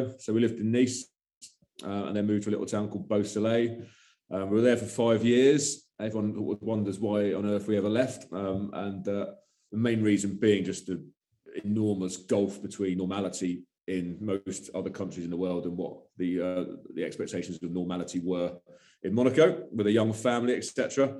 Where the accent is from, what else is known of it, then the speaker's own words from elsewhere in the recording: Brighton, South East England, United Kingdom; moved away as an adult; also born or lived in London / Worcester; I'm from Brighton, so it made sense to do it there.